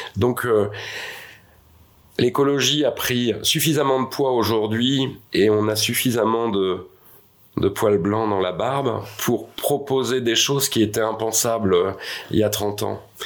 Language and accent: French; Tours, Centre-Val de Loire, France; Je suis né euh, à Tours, sur les bords de Loire.